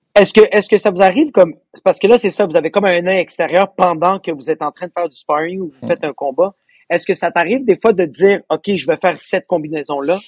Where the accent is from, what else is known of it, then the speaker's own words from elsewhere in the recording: Laval, Quebec, Canada; je viens de Laval